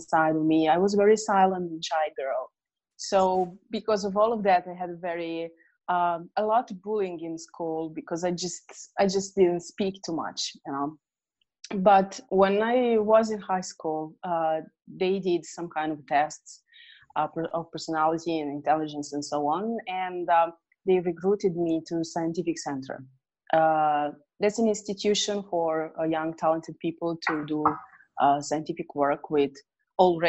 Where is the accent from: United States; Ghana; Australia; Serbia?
Serbia; near Hungary, Vojvodina; I was living in Yugoslavia back then, and there was war going on. If I may say that I was the lucky one to live closer to Hungary